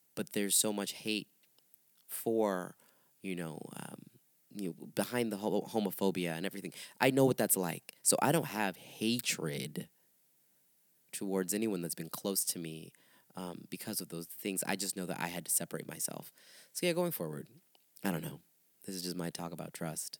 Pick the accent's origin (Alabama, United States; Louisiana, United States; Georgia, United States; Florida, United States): Florida, United States; St. Petersburg; moved away as an adult; also born or lived in Miami; now in Chicago, United States; I moved there from St. Pete, where I'm really where I'm born and raised, St. Petersburg area.